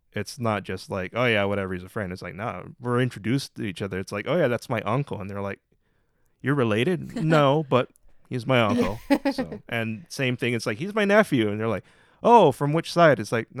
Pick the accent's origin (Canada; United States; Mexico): United States; Hawaii; But also it's like, I'm Hawaiian and it's just part of life.